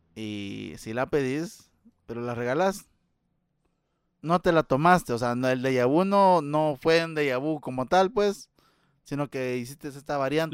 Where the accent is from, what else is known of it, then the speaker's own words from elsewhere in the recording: Guatemala; como chapín